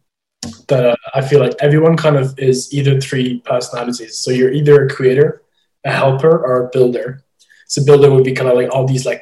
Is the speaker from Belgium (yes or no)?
yes; Belgium; moved away as an adult; also born or lived in Ireland; now in London, United Kingdom; I grew up in Belgium, and you would have secondary school there